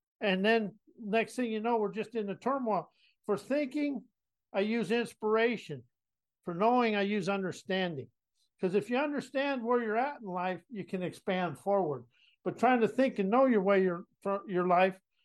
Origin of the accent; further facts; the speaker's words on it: South Dakota, United States; moved away; also born or lived in San Antonio, Texas; I was a cowboy from South Dakota.